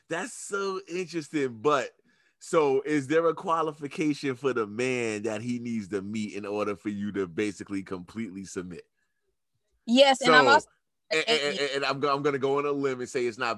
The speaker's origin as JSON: {"language": "English", "region": "New York", "country": "United States", "said": "I'm from New York. So like we are known for being whatever the fuck y'all think we are"}